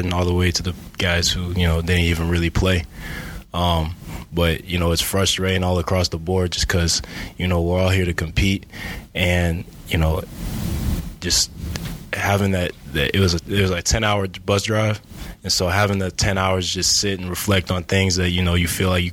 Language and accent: English; Iowa City, Iowa, United States; I'm from Iowa City, City High, not West High.